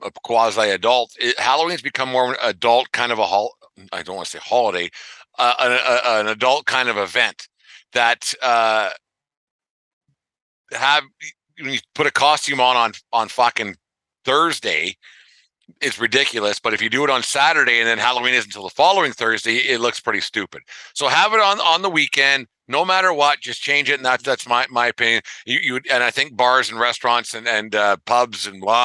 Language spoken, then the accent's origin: English; Western Canada, Canada; especially when we were growing up in Western Canada, as we did